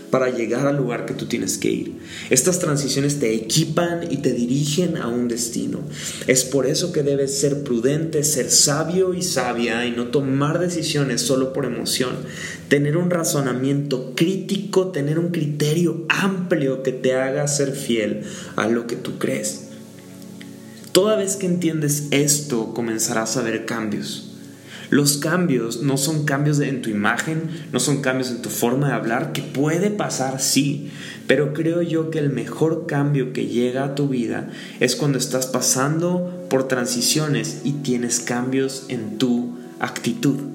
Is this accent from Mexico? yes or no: yes; San Luis Potosí, Mexico; bueno yo de vuelta y Cory venir aquí por primera vez a conocer mi pueblito, eh, queremos marcar la diferencia